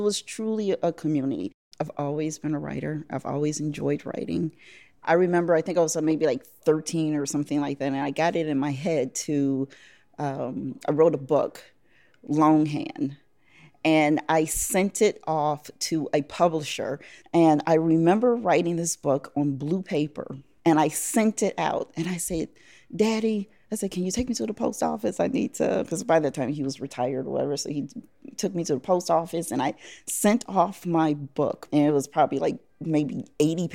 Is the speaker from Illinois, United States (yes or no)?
yes; Chicago, Illinois, United States; I'm from Chicago, Illinois, the South Side. South Side, born and bred. I grew up in the Greater Grand Crossing area, right off of 72nd and King Drive